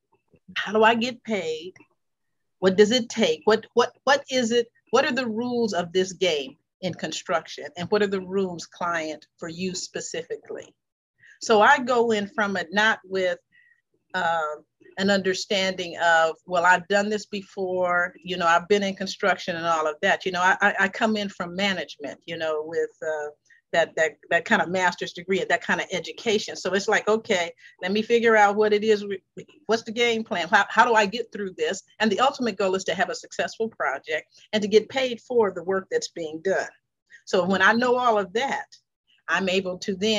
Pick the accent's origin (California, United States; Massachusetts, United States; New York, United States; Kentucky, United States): California, United States; Los Angeles; I was brought up in the Watts community, South Central and all of that.